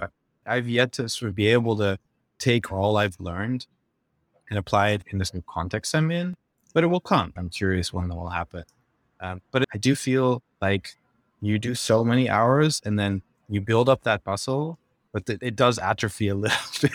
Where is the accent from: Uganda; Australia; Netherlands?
Netherlands; moved away; I'm from the Netherlands, did my undergrad